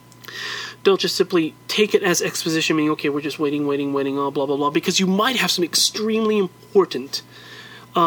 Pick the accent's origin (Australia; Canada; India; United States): United States; I'm an American still